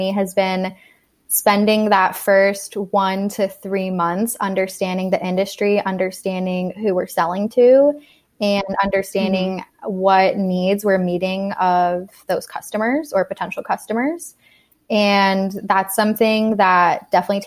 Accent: Monterey, California, United States; now in San Francisco, United States; I am from Monterey, California, which is about 3 hours south of here

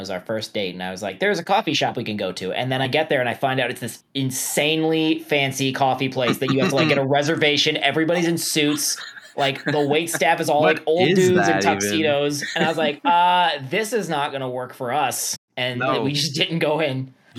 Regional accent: New York, United States; I'm a New Yorker.

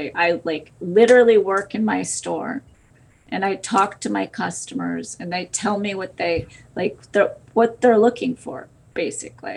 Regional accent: Connecticut, United States; moved away; also born or lived in New York City; Originally, I am from Connecticut

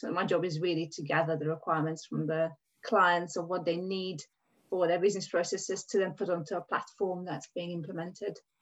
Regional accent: Hungary; English is a second language; moved away as an adult; now in England; I'm Hungarian, um, and I came over to England in 1996 when I was 19 years old.

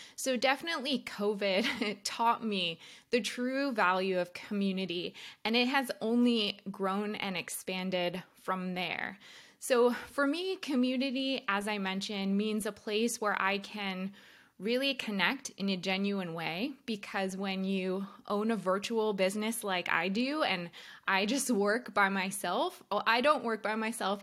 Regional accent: New Jersey, United States; We're both from New Jersey

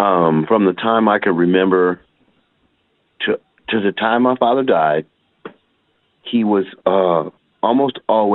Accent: Detroit, Michigan, United States; I'm from Motown. I'm from Detroit, Michigan, the real Motor City. And it's, you know, it was fun growing up in Detroit

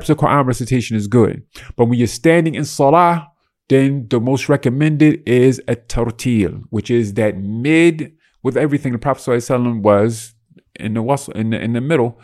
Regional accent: United States; I'm raised American

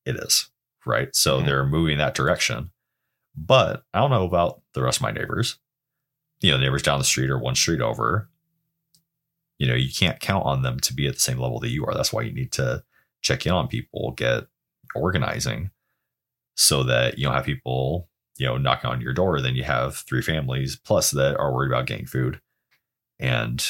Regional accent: Oregon, United States; growing up in Oregon

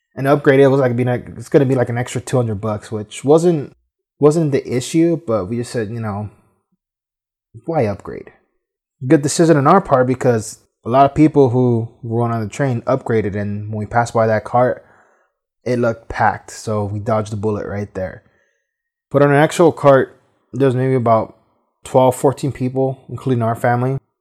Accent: Los Angeles, California, United States; being from California, growing up in Boyle Heights

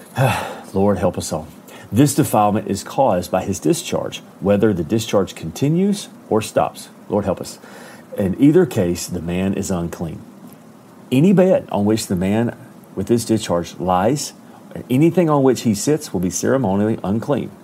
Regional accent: Alabama, United States; I am from Alabama

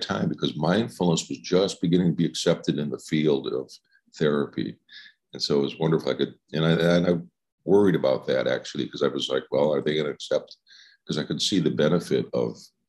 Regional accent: Chicago, Illinois, United States; now in Oregon, United States; I live in Oregon, but I'm from Chicago.

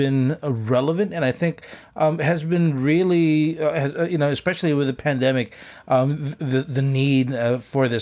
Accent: Philippines; we're Filipino

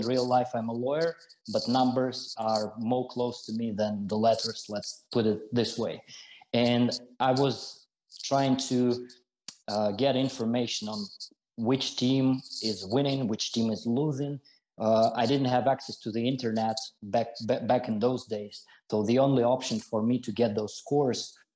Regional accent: Siberia, Russia; I was born and I grew up in the middle of Siberia

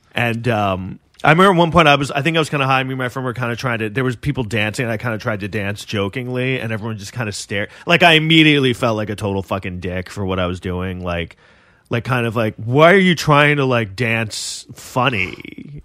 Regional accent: New York City, New York, United States; I grew up in New York City

